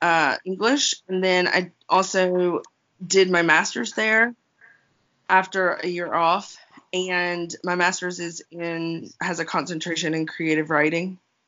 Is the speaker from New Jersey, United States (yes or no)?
no; Mobile, Alabama, United States; moved away as an adult; now in Rock Hill, United States; I grew up along the Gulf Coast mostly. There were a lot of different small towns I lived in. But for the amount of time I spent was mostly in Mobile, where my parents still live.